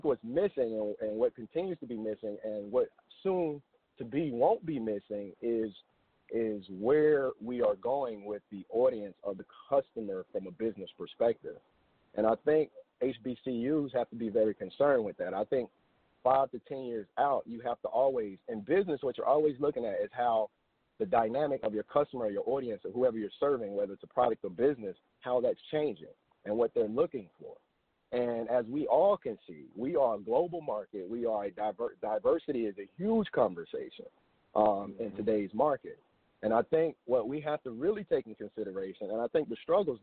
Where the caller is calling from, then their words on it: Dallas, Texas, United States; Hey, good morning, Montoya. … I'm calling from Dallas, Texas.